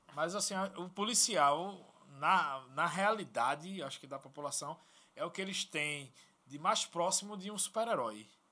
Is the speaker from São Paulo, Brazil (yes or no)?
no; Recife, Pernambuco, Brazil; Eu, eu nasci em comunidade, certo? Eu nasci uhum. aqui na comunidade lá do Zé do Pinho, onde eu sempre morei, morei Mangabeira, ali Arruda